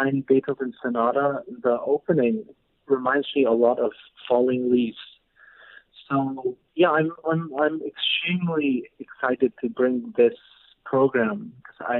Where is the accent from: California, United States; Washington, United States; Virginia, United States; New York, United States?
Washington, United States; Tri-Cities; moved away; when I was growing up in the Tri-Cities